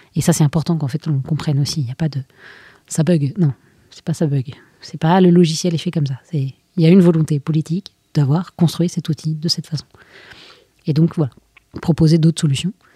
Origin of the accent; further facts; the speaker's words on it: France; on est français